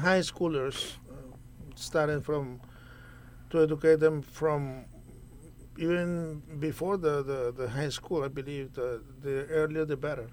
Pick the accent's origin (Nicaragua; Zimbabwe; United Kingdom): Nicaragua; moved away as an adult; also born or lived in New Brunswick, New Jersey; now in United States; I am originally from Nicaragua. I uh, came to the U.S. on a foreign student visa